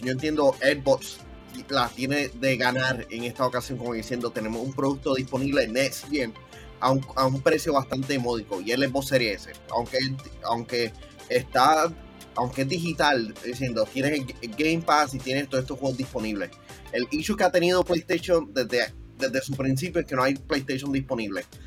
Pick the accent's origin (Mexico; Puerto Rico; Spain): Puerto Rico; para algunas cosas somos de Puerto Rico